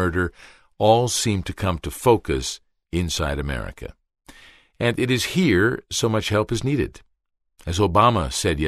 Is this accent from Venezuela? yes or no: no; Canada; also born or lived in New York; I'm a Canadian, I lived 2 years in New York